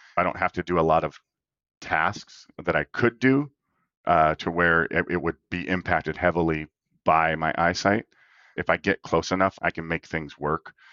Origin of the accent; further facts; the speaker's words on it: Minot, North Dakota, United States; I grew up in Minot, North Dakota